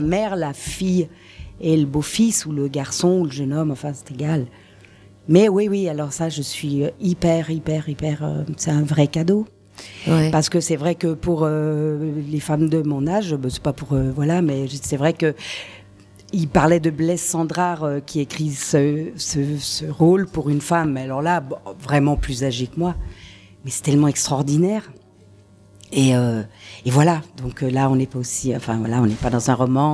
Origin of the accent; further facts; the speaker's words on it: Paris, Île-de-France, France; also born or lived in Switzerland; Je suis née à Paris